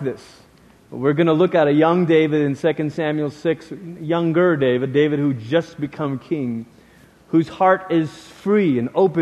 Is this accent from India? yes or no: no; Peninsular Malaysia, Malaysia; moved away; we lived in the peninsula part of Malaysia